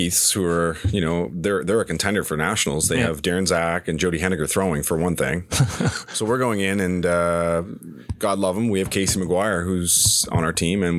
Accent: East Hants, Nova Scotia, Canada; growing up in East Hants, we hated Brookfield.

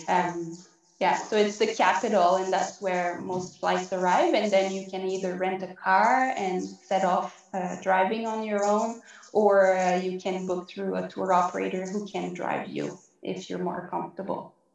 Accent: Quebec, Canada; accent: French; moved away as an adult; now in Yukon, Canada; I'm originally from Quebec, which is in the eastern part of Canada. So that's why you might be hearing a bit of an, a French accent

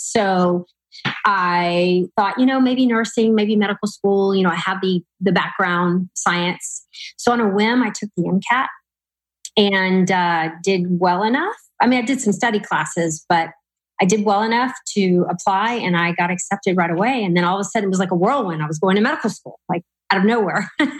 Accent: Louisiana, United States; moved away as an adult; now in Texas, United States; I'm from Louisiana. So I went to the college in my hometown

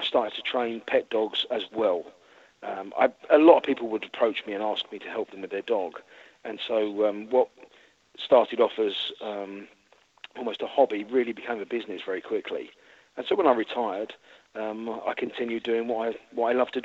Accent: London, United Kingdom; moved away as an adult; also born or lived in coast of England / Texas; now in Florida, United States; I'm from London originally. We moved down to the coast of England about 5 years before we moved out to the States

